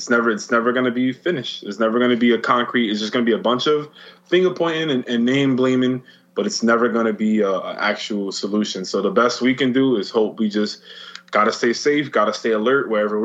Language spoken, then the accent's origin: English; New York City, New York, United States; as a New Yorker, as someone who's lived here their entire life